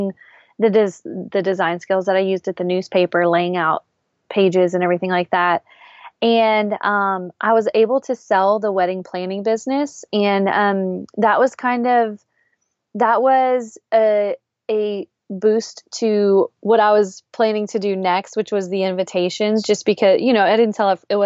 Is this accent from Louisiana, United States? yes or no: yes; South Louisiana, United States; I am born and raised in South Louisiana